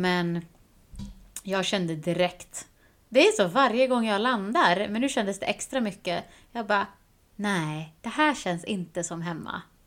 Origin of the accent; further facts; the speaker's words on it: Sweden; moved away; när jag var hemma i Sverige